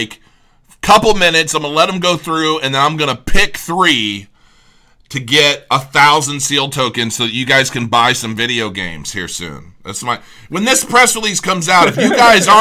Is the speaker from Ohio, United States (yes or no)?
yes; Cincinnati, Ohio, United States; Cincinnati, which is my hometown